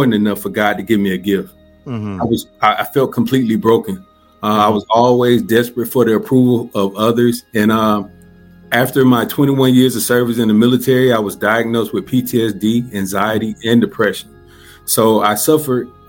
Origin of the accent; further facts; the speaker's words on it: Columbus, Georgia, United States; I'm originally from Columbus, Georgia